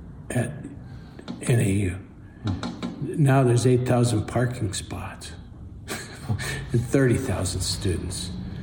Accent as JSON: {"language": "English", "region": "Wisconsin", "country": "United States", "moved": "yes", "lives_now": "Flagstaff, United States", "said": "I'm from Wisconsin originally. I've lived in Flagstaff since 1973."}